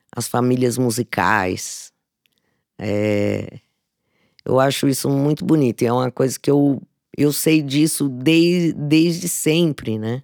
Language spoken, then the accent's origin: Portuguese; Mato Grosso do Sul, Brazil; now in São Paulo, Brazil; eu nasci numa família de artistas no Mato Grosso do Sul